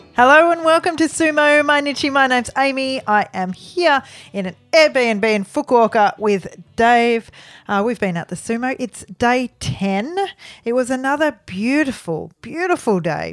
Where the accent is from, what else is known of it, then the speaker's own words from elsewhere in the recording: Melbourne, Victoria, Australia; we're from Melbourne